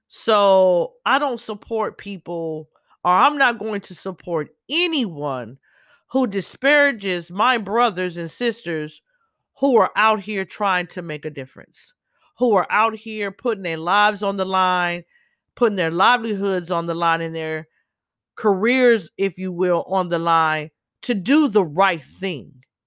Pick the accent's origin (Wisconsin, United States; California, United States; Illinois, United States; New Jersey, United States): California, United States; Southern; also born or lived in Los Angeles; I'm born and raised in Cali all my life. Grew up all over Southern California